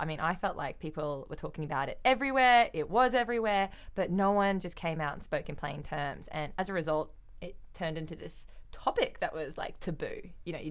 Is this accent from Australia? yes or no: yes; Australia; as the Australian